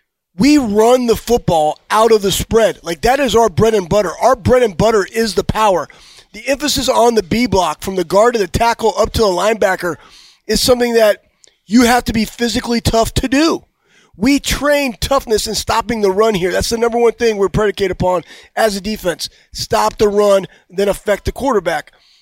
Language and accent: English; Texas, United States; moved away; I'm from Texas.